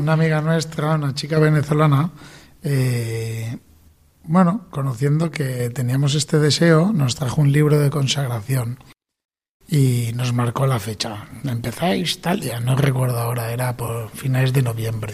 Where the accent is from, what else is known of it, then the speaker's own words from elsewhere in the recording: Valencian Community, Spain; nosotros somos valencianos